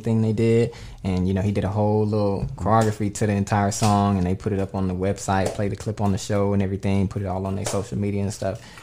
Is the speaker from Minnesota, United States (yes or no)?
no; Dallas, Texas, United States; moved away as an adult; also born or lived in Las Vegas / California; originally born and raised in Dallas, Texas